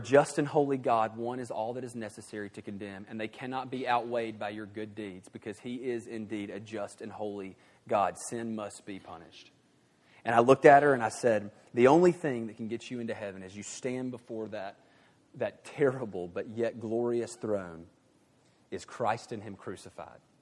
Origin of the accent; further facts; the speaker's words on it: the South, United States; in the nice moral South, I was raised to be a, uh, what I like to call a good old boy.